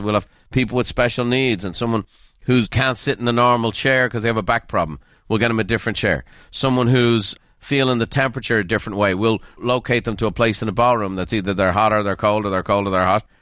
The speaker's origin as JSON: {"language": "English", "country": "Ireland", "tie": "born or raised there", "said": "I was raised in Ireland"}